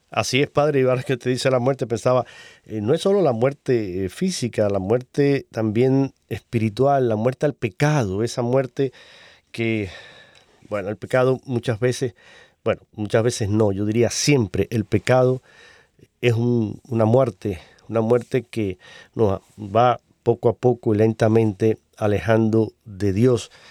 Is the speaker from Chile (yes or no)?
no; Cuba; moved away; mi tierra, en Cuba. Un saludo para mis hermanos cubanos